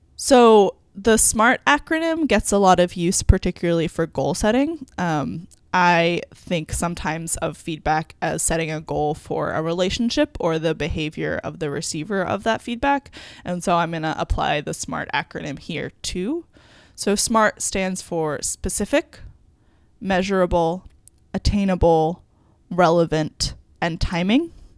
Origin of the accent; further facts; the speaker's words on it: New York, United States; moved away as an adult; I grew up in New York.